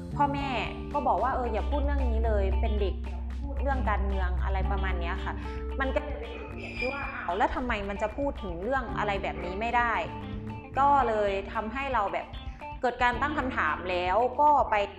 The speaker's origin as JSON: {"language": "Thai", "region": "Chiang Rai", "country": "Thailand", "tie": "born or raised there", "said": "บ้านเกิดของเรา"}